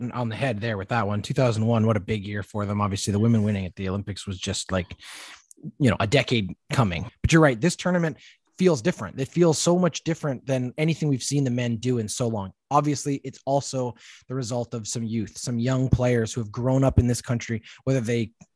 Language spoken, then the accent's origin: English; Canada; as a Canadian soccer fan